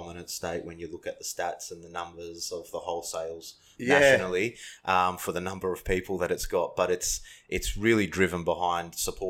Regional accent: Adelaide, South Australia, Australia; moved away; also born or lived in Melbourne; myself, I was born in Adelaide.

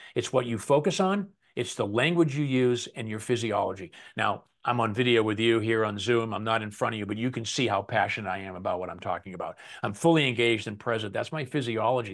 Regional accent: Boston, Massachusetts, United States; moved away; my buddies back home where I grew up in Boston

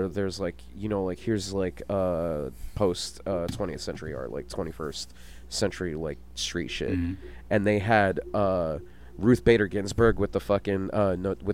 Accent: New York City, New York, United States; being a New Yorker

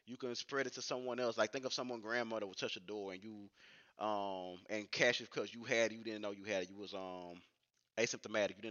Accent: Louisiana, United States; I'm from Louisiana

